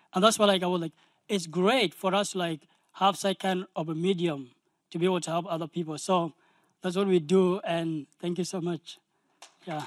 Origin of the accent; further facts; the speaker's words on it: South Sudan; I'm from South Sudan